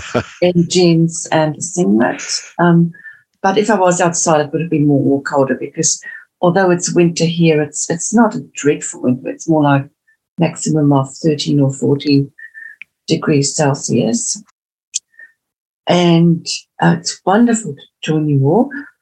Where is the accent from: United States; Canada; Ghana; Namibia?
Namibia; also born or lived in South Africa; now in Auckland, New Zealand; I've got, as you can hear from my accent, I originally came from Namibia and South Africa. And although I live in Auckland, New Zealand now